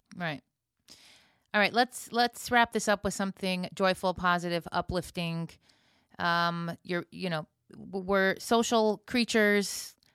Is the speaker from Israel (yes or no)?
yes; Israel; I'm from Israel, everybody reacts